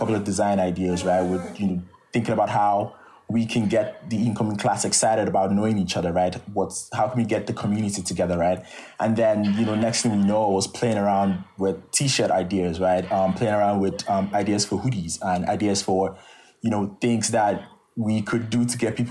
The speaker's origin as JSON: {"language": "English", "country": "Nigeria", "moved": "as an adult", "said": "it has a lot to do with my experience as a Nigerian and it has a lot to do with my background"}